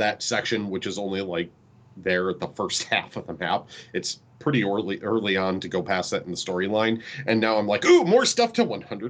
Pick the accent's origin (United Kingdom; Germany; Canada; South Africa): United Kingdom; I am British.